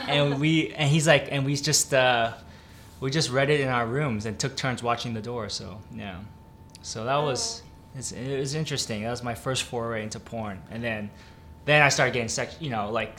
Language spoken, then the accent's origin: English; Milpitas, California, United States; I'm in my hometown, and I'm in Milpitas